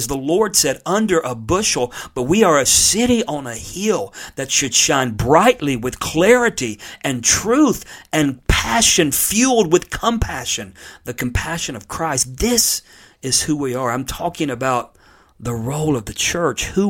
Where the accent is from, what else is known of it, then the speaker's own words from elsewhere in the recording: United States; I'm an American born in the United States of America